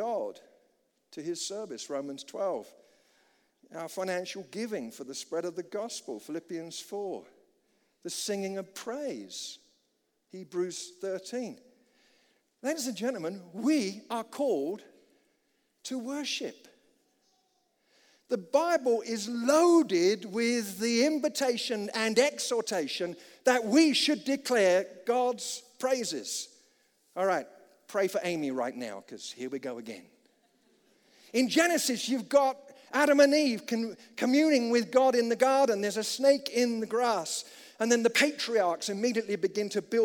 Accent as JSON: {"language": "English", "country": "United Kingdom", "said": "as a British chap"}